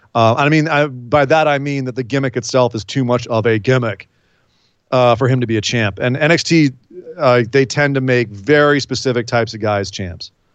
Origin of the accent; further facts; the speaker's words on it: California, United States; I'm from California